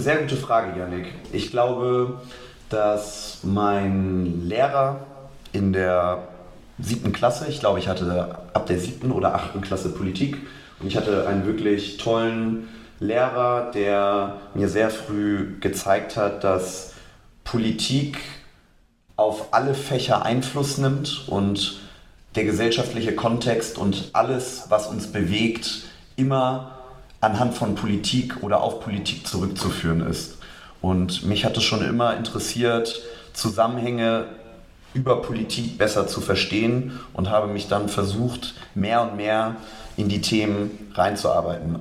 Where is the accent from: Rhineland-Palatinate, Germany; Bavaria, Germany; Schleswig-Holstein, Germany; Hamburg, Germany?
Hamburg, Germany; Geboren in Hamburg, aufgewachsen, dann vor den Toren Hamburgs